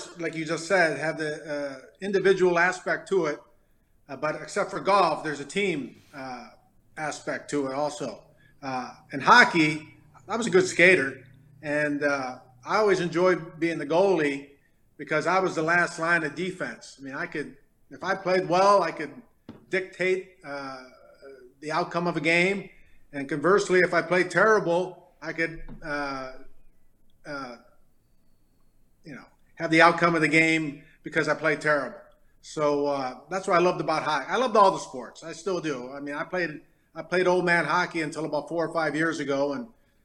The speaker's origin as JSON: {"language": "English", "town": "Detroit", "region": "Michigan", "country": "United States", "tie": "born or raised there", "also_born_or_lived": "Farmington, Michigan", "moved": "yes", "said": "growing up in Detroit"}